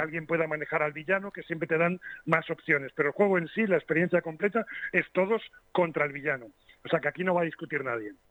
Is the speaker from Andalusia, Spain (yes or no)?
no; Las Rozas, Community of Madrid, Spain; mi pueblecito de las Rozas.